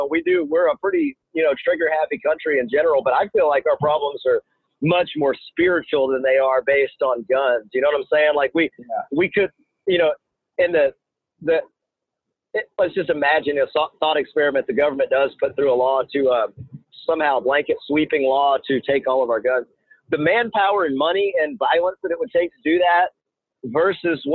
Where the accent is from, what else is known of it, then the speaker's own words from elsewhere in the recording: United States; growing up in America